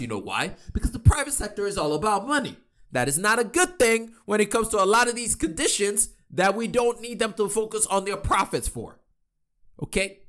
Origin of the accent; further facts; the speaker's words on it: Nigeria; me being Nigerian